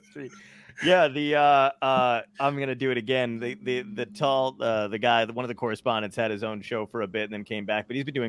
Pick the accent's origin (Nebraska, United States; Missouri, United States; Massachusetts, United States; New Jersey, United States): New Jersey, United States; Toms River; my hometown in Toms River